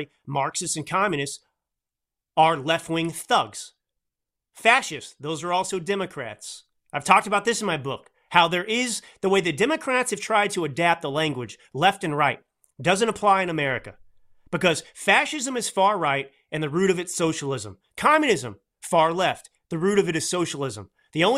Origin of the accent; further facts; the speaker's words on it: Texas, United States; accent: drawl; I grew up in Texas with kind of a drawl